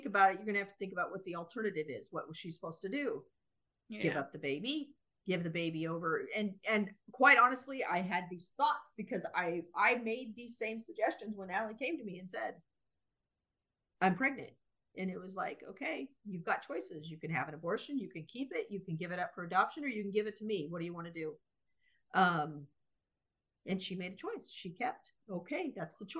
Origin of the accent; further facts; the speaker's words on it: United States; we're three American women